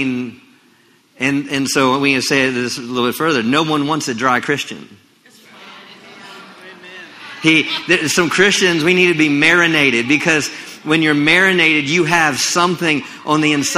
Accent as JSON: {"language": "English", "region": "Maryland", "country": "United States", "tie": "born or raised there", "moved": "as an adult", "lives_now": "Texas, United States", "said": "I grew up in Maryland"}